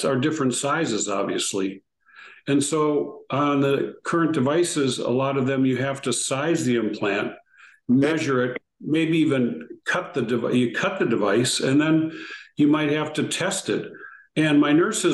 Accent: St. Paul, Minnesota, United States; I grew up in a little town in Minnesota called St. Paul

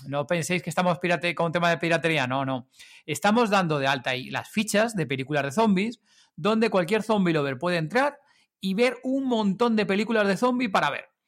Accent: Madrid, Community of Madrid, Spain

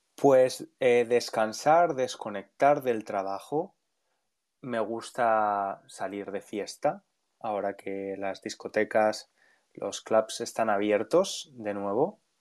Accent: Valencia, Valencian Community, Spain; moved away as an adult; now in London, United Kingdom; Valencia, la ciudad donde nací y crecí, de donde soy

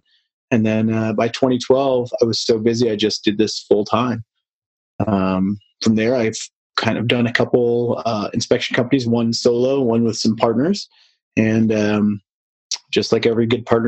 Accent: Detroit, Michigan, United States; moved away as an adult; now in Colorado, United States; I'm from the Midwest, the Detroit area, and found my way out to Colorado

